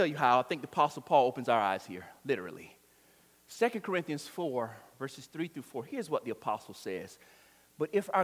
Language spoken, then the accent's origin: English; Florida, United States; I was born in Florida. I plan on dying in Florida.